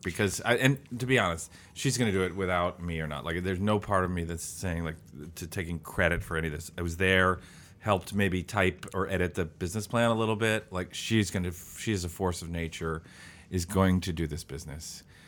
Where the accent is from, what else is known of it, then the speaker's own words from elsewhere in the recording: St. Louis, Missouri, United States; moved away as an adult; also born or lived in Illinois; now in Columbus, United States; I'm from Saint Louis, Missouri